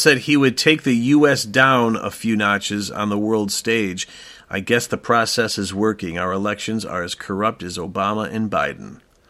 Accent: Chicago, Illinois, United States; But look, I come from Chicago, so I want to be honest.

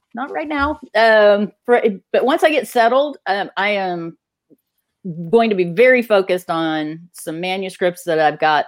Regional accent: Texas, United States; I'm from Texas

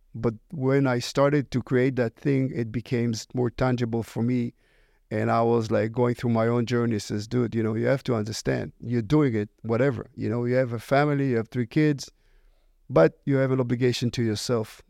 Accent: Israel; English is a second language; moved away; originally I was born in Israel. Uh, you can probably hear it by, from my accent.

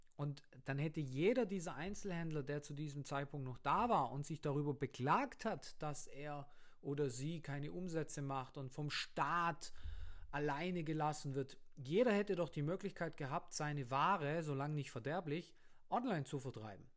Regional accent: Germany; bei uns in Deutschland, in, vor allem jetzt auf dem Land, ich komme vom Land

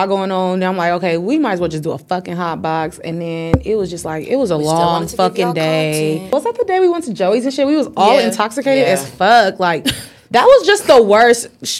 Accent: Inglewood, California, United States; I'm 26. I'm from Inglewood, from like actual Inglewood.

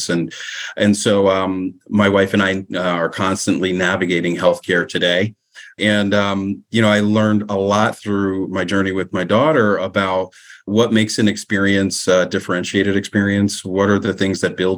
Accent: Southern New Jersey, United States; I grew up in Southern New Jersey, one of the few Black families in the community

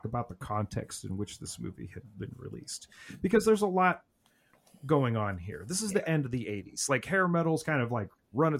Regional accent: Rust Belt, United States; my hometown in particular had been gutted by Steele leaving

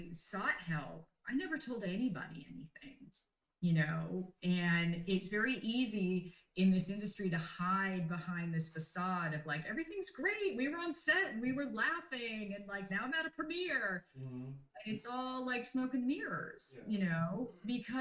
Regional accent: Canada; moved away; I'm Canadian and I wasn't able to go home and see my family.

